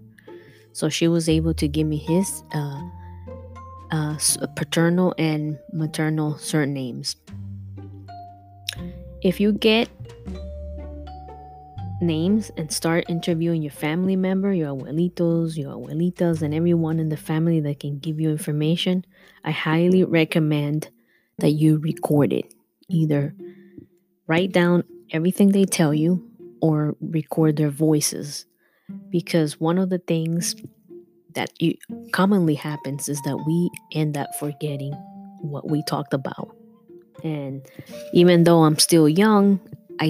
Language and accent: English; United States; also born or lived in Cuba; I came when I was 7 years old, so I don't have any history that I learned when I was in school in Cuba. So growing up in America